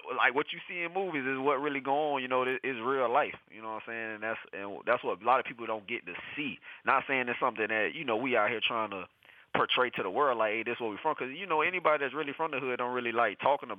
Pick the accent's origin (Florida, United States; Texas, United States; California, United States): Florida, United States; St. Petersburg; I'm from St. Petersburg, Florida, of course.